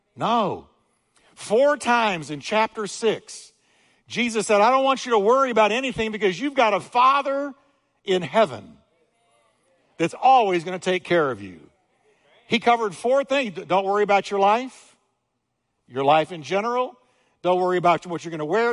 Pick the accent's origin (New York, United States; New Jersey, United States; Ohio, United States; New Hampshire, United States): New York, United States; I'm from New York, don't hold it against me. I'm from New York